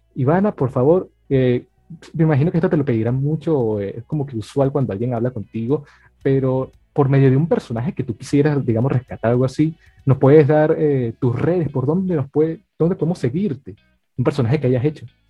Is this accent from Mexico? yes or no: no; Venezuela; nosotros que somos venezolanos